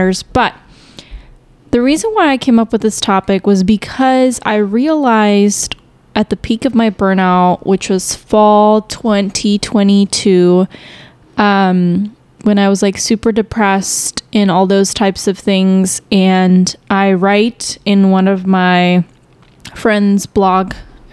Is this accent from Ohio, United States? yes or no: no; Chicago, Illinois, United States; also born or lived in Houston, Texas / Stillwater, Oklahoma; now in Dallas-Fort Worth, United States; I was born in Chicago, but, the areas that we lived in were very minority based